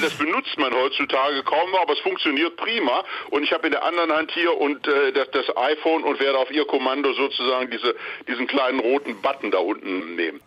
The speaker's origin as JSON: {"language": "German", "town": "Düsseldorf", "region": "North Rhine-Westphalia", "country": "Germany", "moved": "yes", "lives_now": "Washington, United States", "said": "ich bin aus Düsseldorf"}